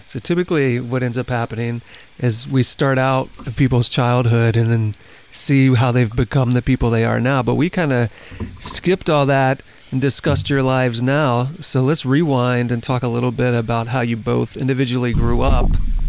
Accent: the South, United States; I grew up in suburbia in the South.

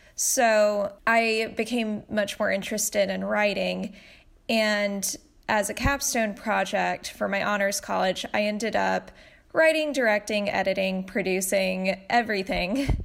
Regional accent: Tennessee, United States; now in Los Angeles, United States; I grew up in Tennessee

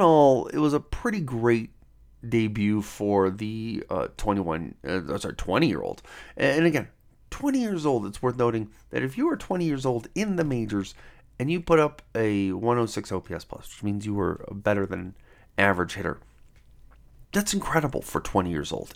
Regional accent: Cleveland, Ohio, United States; moved away as an adult; now in Denver, United States; I live in Denver, Colorado now, and, but I grew up in Cleveland, Ohio

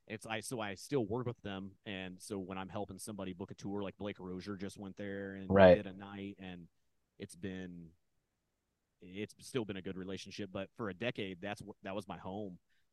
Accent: Indiana, United States; moved away as an adult; also born or lived in New York; now in Los Angeles, United States; I'm from Indiana, but I had lived around, like, not in the major, not, I mean, there isn't really a real major city, you know, but like, I didn't live in, like, the more metropolitan areas.

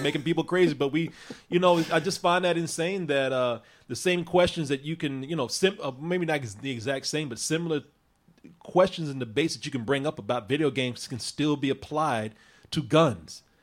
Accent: Waco, Texas, United States; my hometown of Waco

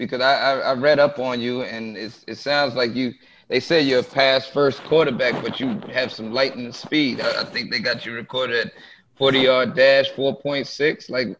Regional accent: East Coast, United States; we're from the East Coast, as this is the land of wings and rice, and it's a lot of bad food out here, man.

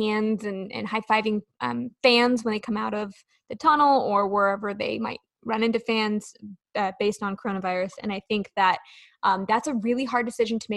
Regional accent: California, United States; now in Nashville, United States; I grew up in California where earthquakes are a thing

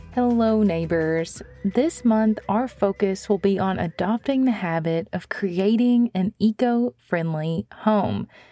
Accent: Missouri, United States; my home state of Missouri

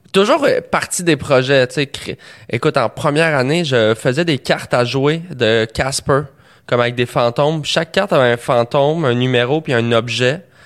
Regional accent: Montreal, Quebec, Canada; j'ai grandi à Montréal, puis d'une famille de musiciens.

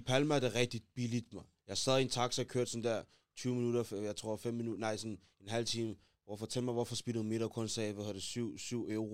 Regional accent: Denmark; Vi er fra Danmark

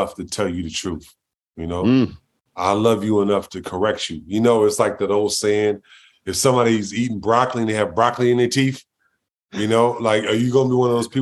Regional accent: Los Angeles, California, United States; I grew up in South Central L.A., you know, when it was the murder capital of the world at the time

